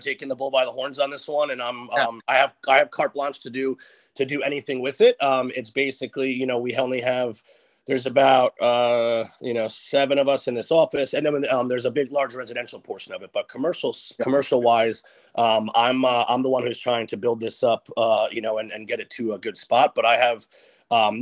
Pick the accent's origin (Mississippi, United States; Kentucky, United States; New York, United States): New York, United States; Westchester; also born or lived in East Village, New York City; now in New York City, United States; I'm from Westchester